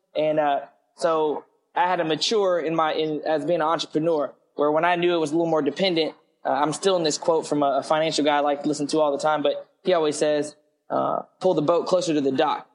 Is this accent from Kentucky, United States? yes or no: yes; Lexington, Kentucky, United States; also born or lived in Hawaii / San Diego, California; I grew up in Lexington for the most part. Um, went to school, high school there at Lafayette